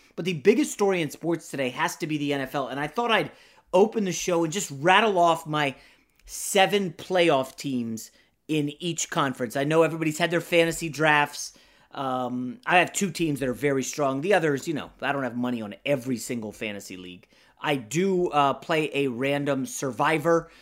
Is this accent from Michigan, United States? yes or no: no; Northern Virginia, United States; now in Los Angeles, United States; growing up in Northern Virginia